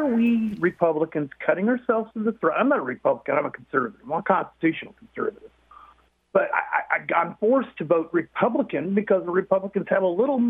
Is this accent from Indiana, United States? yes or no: no; Texas, United States; I'm a Texan